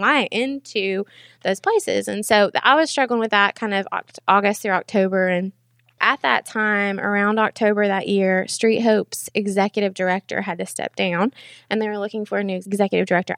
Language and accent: English; Knoxville, Tennessee, United States; I'm from Knoxville, went to Powell 'cause I'm a Powell girl, and then graduated from U T